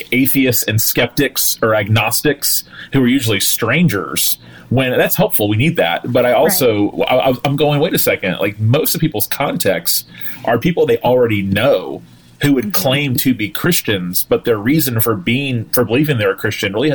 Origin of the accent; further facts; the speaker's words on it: Tallahassee, Florida, United States; I am a pastor in my hometown of Tallahassee, Florida